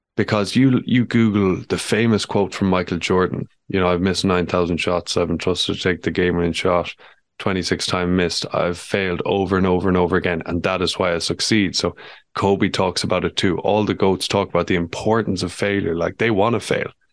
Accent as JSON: {"language": "English", "country": "Ireland", "tie": "born or raised there", "said": "who I know well from growing up in Ballinard together"}